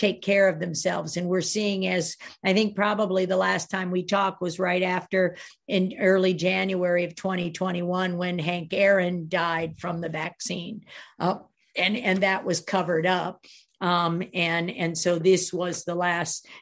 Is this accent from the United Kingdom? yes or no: no; Sweden; I'm from Sweden